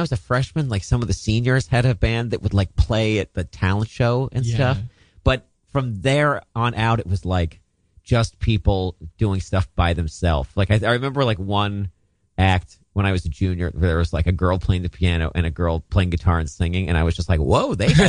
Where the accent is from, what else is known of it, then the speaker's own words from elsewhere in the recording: Maryland, United States; Western Maryland.